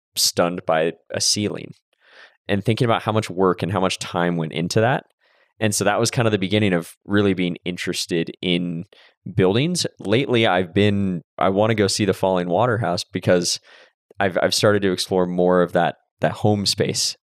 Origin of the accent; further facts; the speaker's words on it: Santa Cruz, California, United States; I grew up in Santa Cruz but in the Bay Area basically